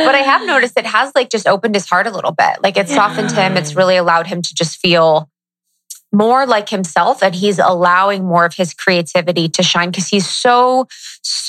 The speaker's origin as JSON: {"language": "English", "region": "Midwest", "country": "United States", "said": "I'm from the Midwest"}